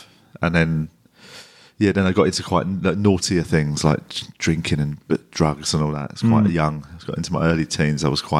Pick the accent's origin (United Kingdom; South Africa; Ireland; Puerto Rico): United Kingdom; England; It's that weird one where I was always aware that sort of I'm English.